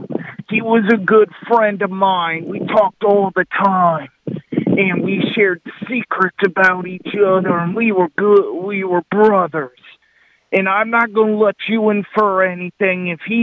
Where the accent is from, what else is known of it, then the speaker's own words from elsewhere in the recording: Lubbock, Texas, United States; Well, I tell you … I'm from Lubbock, Texas.